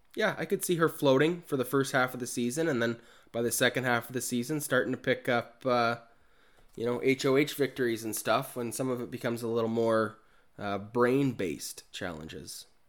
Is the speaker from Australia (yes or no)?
no; Kamloops, British Columbia, Canada; my hometown, Kamloops